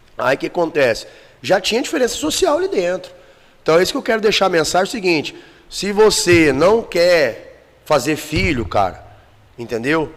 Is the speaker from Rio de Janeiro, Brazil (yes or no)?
no; Goiânia, Goiás, Brazil; also born or lived in Campo Grande, Mato Grosso do Sul; me considero goiano mesmo, porque minha vida inteira foi em Goiânia.